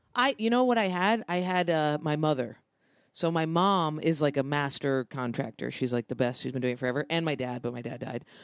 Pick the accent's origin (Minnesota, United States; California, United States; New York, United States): New York, United States; Lansing; also born or lived in Ithaca; I grew up outside of Ithaca, Lansing